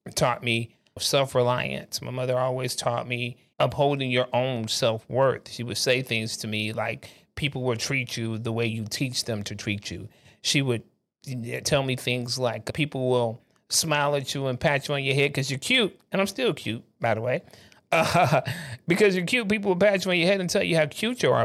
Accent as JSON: {"language": "English", "region": "South Carolina", "country": "United States", "tie": "born or raised there", "said": "I was born in South Carolina"}